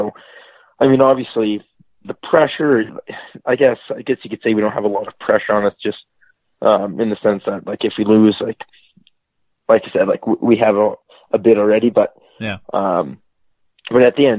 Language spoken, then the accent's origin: English; Red Deer, Alberta, Canada; Red Deer, Alberta.